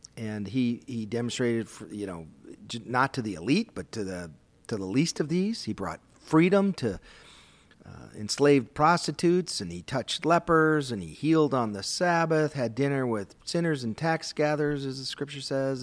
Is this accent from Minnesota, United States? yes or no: yes; Minnesota, United States; I grew up in Minnesota